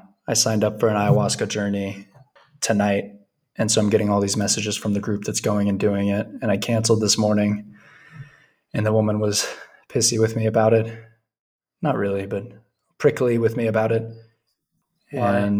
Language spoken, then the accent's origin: English; Vilcabamba, Loja, Ecuador; I'm from Vilcabamba. Nice to meet you.